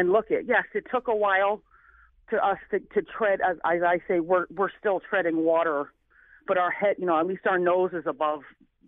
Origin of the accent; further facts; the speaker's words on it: New Haven, Connecticut, United States; I came from New Haven, Connecticut, with a single mother trying to make it, in a time in the late 70s, early 80s.